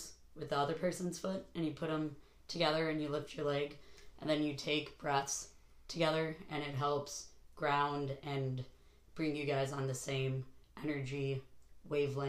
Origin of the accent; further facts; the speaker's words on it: Chicago, Illinois, United States; moved away as an adult; also born or lived in Greenwater, Washington; I was born in Chicago. Lived there until I was like 20, 21.